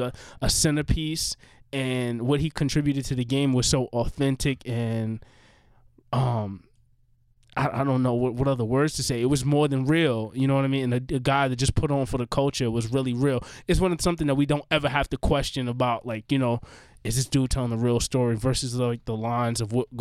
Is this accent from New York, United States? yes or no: yes; New York City, New York, United States; also born or lived in Corona and East Elmhurst, Queens; when I was growing up in Jamaica, Queens